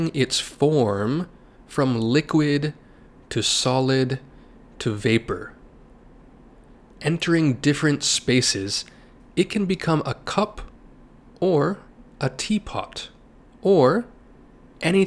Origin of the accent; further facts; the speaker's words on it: United States; my home country of the United States